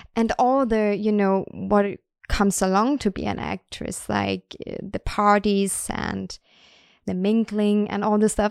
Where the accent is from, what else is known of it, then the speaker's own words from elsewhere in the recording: Denmark; now in Sweden; I am from Denmark